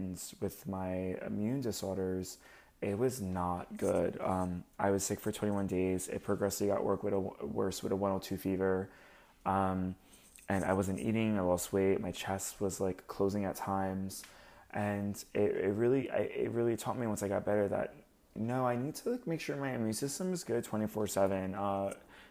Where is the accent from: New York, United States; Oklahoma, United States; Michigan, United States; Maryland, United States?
New York, United States; Long Beach; I'm from Long Island originally, so I'm Long Beach